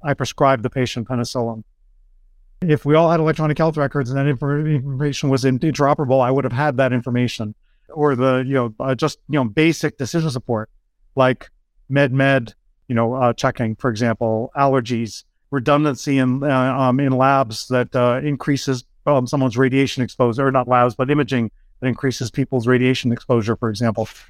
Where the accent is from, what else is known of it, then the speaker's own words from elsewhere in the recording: outside Lowell, Massachusetts, United States; I grew up in Massachusetts. Grew up on the border of New Hampshire, um, right outside of Lowell, Mass